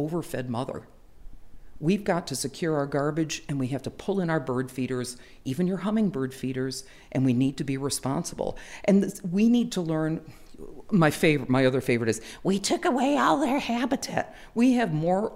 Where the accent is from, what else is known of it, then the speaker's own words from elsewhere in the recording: Winchester, Connecticut, United States; growing up in Winchester and growing up poor and living outdoors almost all my life